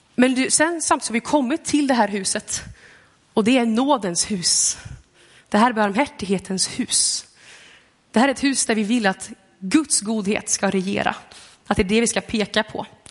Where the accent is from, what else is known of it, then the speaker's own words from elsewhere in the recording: Gothenburg, Västra Götaland, Sweden; now in Lidköping, Sweden; Jag kommer från Göteborg.